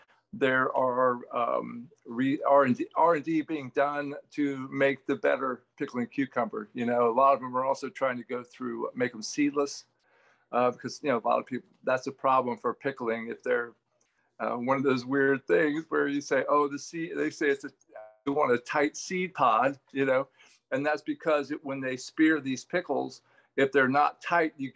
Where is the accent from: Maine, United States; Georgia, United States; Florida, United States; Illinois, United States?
Florida, United States; Vero Beach; moved away; I was born and raised in Vero Beach, Florida